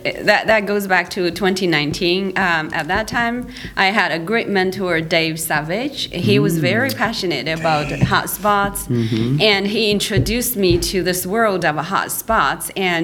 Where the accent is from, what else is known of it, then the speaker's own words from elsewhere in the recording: Canada; So I'm international because I'm from Canada.